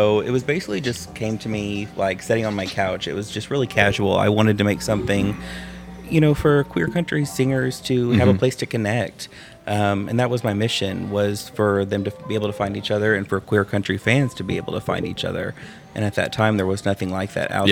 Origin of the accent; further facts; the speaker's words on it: rural town south of St. Louis, Missouri, United States; now in Nashville, United States; South of St. Louis is where I'm originally from